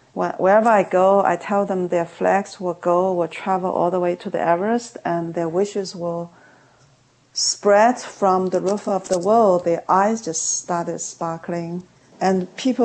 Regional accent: China; now in United States; I was also growing up in China

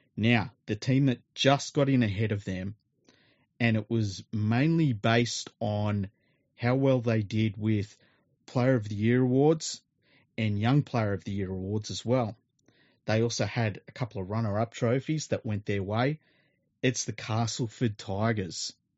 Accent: Australia; as an Australian

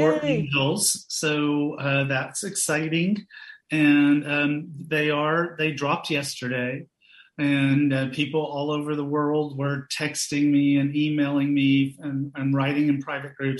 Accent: Knoxville, Tennessee, United States; I grew up in Knoxville, Tennessee

